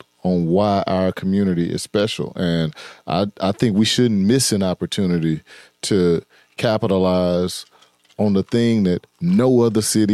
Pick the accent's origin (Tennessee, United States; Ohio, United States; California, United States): Tennessee, United States; Memphis; I'm from Memphis